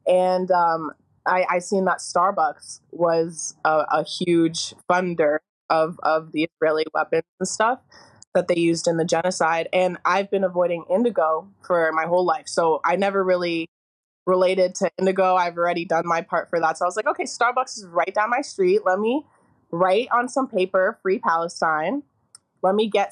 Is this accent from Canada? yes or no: yes; Toronto, Ontario, Canada; I grew up in Forest Hill. It's known to be a predominantly Jewish area